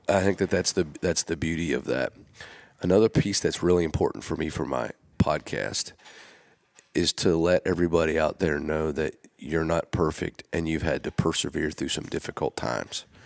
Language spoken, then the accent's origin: English; Gettysburg, Pennsylvania, United States; now in Nashville, United States; I grew up in Gettysburg